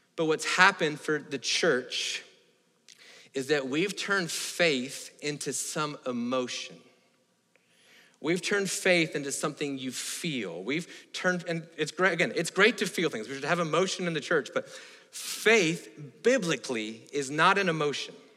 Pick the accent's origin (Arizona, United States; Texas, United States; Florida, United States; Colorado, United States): Florida, United States; moved away; I grew up in Florida